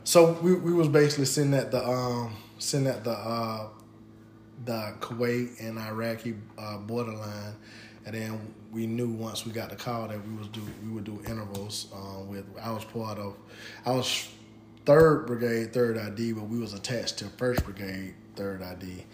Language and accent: English; Pensacola, Florida, United States; I'm from Pensacola, Florida